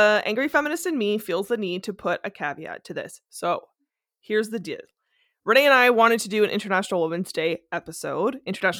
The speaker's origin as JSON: {"language": "English", "country": "Canada", "said": "as a Canadian feminist"}